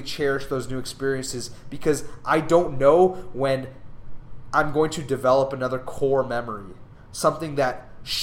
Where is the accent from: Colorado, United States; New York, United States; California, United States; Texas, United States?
California, United States; Southern; moved away as an adult; now in Dallas, United States; Growing up in Southern California